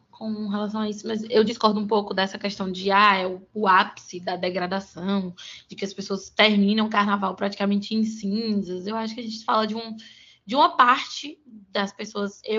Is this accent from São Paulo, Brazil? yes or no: no; Florianópolis, Santa Catarina, Brazil; então eu cresci e sou de Florianópolis, eu acordava de madrugada, assistia os desfiles com meus pais, minha família sempre foi muito católica.